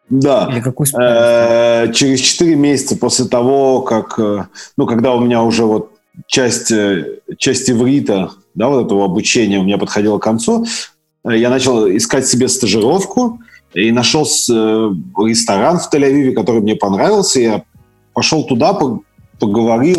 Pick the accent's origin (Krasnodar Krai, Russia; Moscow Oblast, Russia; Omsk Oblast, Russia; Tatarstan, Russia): Tatarstan, Russia; Nizhnekamsk; also born or lived in Severodvinsk, Arkhangelsk Oblast / Sochi / Israel; я родом город Северодвинск, это Архангельская область, это Белое море. А вырос э, я в городе Нижнекамск